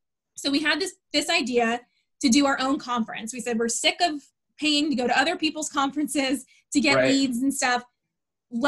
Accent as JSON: {"language": "English", "town": "Warren", "region": "Pennsylvania", "country": "United States", "said": "we're from Warren, Pennsylvania, where the closest airport is 3 hours away"}